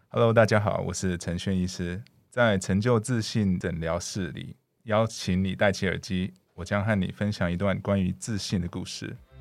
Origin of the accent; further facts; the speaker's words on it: Canada; first language English; Chinese is a second language; now in Taiwan; 因为我以前是在加拿大长大，我从小加拿大长大